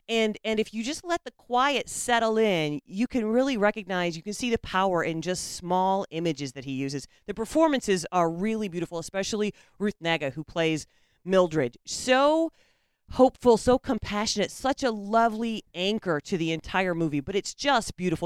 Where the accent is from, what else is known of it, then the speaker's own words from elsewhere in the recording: United States; we, as the American public